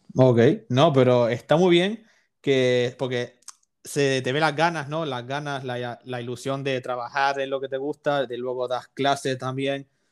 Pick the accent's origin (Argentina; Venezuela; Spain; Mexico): Spain; Canary Islands; yo soy de Canarias